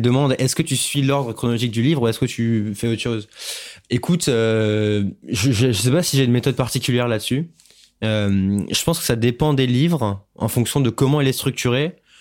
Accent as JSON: {"language": "French", "country": "France", "said": "en tant que Français"}